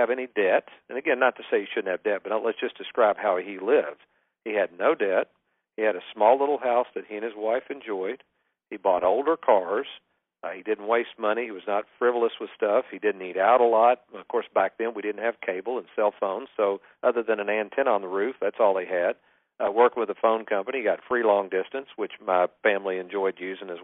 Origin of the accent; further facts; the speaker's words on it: Lexington, Kentucky, United States; I grew up in Lexington, Kentucky